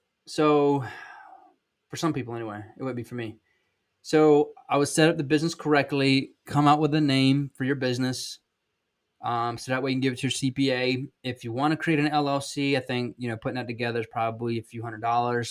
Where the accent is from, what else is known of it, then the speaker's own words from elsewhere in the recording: South Georgia, United States; accent: Southern; I'm from South Georgia